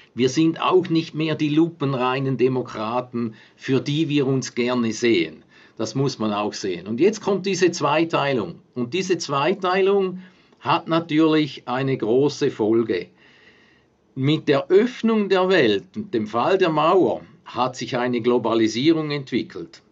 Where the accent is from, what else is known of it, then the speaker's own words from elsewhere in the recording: Switzerland; mir als Schweizer und als, als Nachbar von Deutschland, der direkt an der Grenze aufgewachsen ist